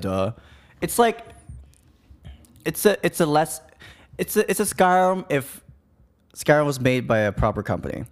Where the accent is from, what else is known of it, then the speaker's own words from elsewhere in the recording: Bangkok, Thailand; I'm from Bangkok